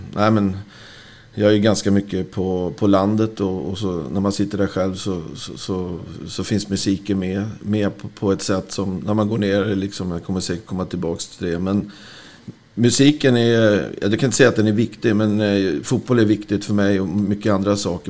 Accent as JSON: {"language": "Swedish", "town": "Rö", "region": "Stockholm County", "country": "Sweden", "tie": "born or raised there", "said": "i Röda där jag växte upp"}